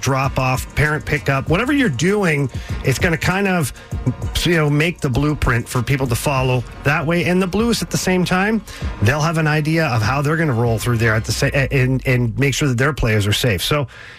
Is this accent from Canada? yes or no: yes; Canada; now in St. Louis, United States; I'm from Canada, and I married a St. Louis girl. I now live in St. Louis